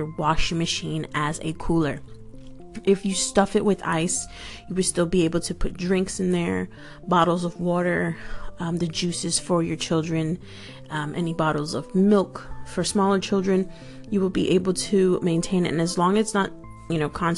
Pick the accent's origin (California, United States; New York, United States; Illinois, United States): New York, United States; also born or lived in Florida; now in London, United Kingdom; I'm originally from New York, and I lived in Florida for many years, and then I ended up here in the UK. I'm in the outskirts of London